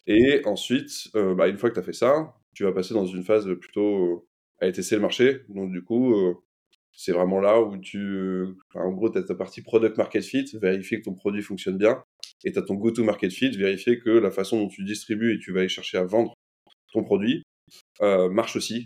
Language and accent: French; Lyon, Auvergne-Rhône-Alpes, France; j'ai grandi à Lyon